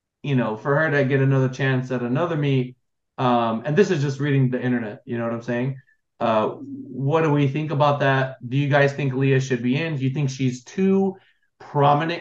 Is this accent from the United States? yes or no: yes; Los Angeles, California, United States; my family, I'm from Los Angeles